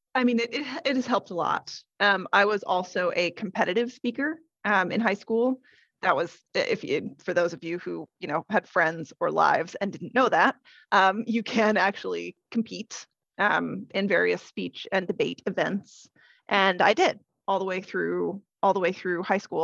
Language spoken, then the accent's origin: English; Idaho, United States; also born or lived in West Coast / Portland, Oregon; now in London, United Kingdom; I am originally from Idaho. I was born and raised in Idaho but I have lived up and down the West Coast